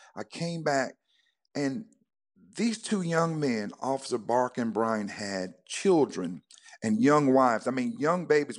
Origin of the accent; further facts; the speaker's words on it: North Carolina, United States; now in Georgia, United States; I was born and reared in North Carolina on a farm